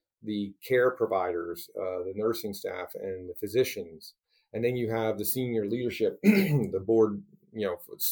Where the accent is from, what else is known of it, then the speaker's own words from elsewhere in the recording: East Coast, United States; now in Portland, United States; I'm from the East Coast